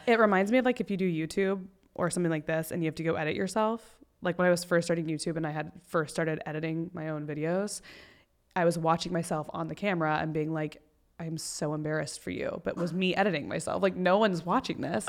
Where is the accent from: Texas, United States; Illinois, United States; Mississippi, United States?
Texas, United States; moved away; also born or lived in Panama City, Florida / Destin, Florida; I grew up mostly in Texas